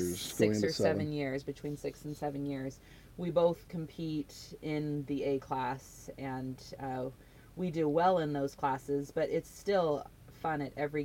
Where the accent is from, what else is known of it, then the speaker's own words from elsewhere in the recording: Southern California, United States; moved away; also born or lived in South Jordan, Utah / Richfield, Utah; I'm originally from Southern California